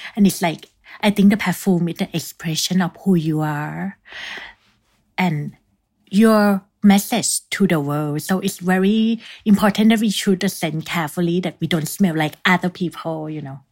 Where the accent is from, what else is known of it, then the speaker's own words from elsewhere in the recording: Thailand; moved away as an adult; also born or lived in Bangkok; now in Paris, France; my home country, Thailand